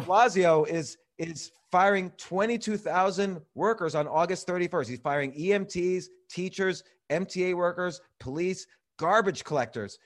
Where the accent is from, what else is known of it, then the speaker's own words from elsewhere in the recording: New York, United States; I'm a New Yorker, I'm still a New Yorker, my kids go to school in New York, I own a comedy club in New York